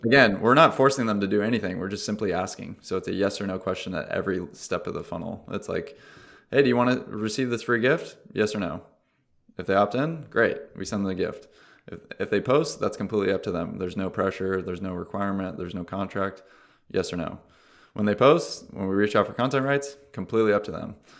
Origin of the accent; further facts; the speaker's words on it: Orange County, California, United States; I'm from Orange County